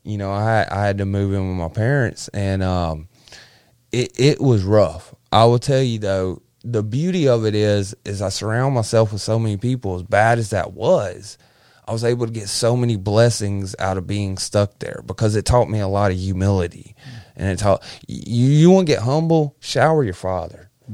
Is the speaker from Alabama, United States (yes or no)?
yes; Verbena, Alabama, United States; also born or lived in South Florida; we moved from South Florida, um, to Clanton, Al-, Verbena, Alabama